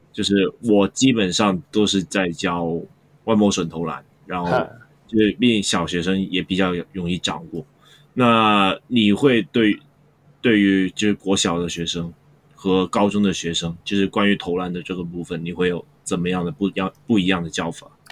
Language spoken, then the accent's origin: Chinese; Hong Kong; 我们香港人